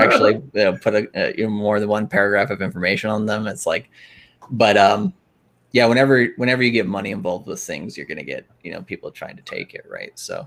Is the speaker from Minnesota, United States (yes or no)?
yes; Minnesota, United States; I'm from Minnesota